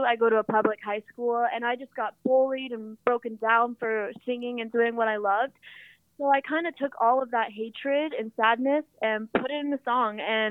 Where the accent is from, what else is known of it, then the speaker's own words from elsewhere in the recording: Portland, Oregon, United States; also born or lived in Los Angeles; growing up in Portland